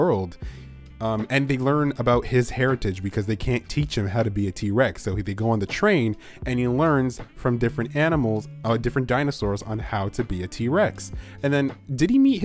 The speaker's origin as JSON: {"language": "English", "country": "Canada"}